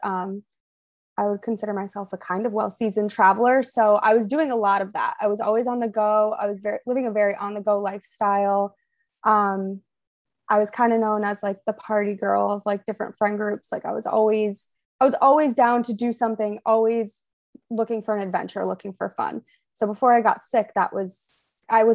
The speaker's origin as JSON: {"language": "English", "region": "Western Massachusetts", "country": "United States", "tie": "born or raised there", "also_born_or_lived": "Maine", "moved": "as an adult", "lives_now": "Atlanta, United States", "said": "I grew up in Western Massachusetts"}